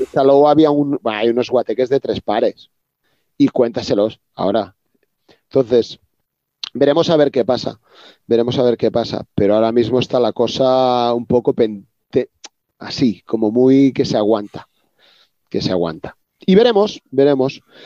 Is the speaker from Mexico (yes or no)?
no; Reus, Catalonia, Spain; yo soy de Reus, una zona al sur de Cataluña